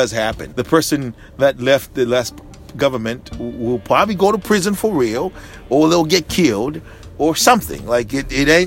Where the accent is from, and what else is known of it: Zambia; born or raised there; moved away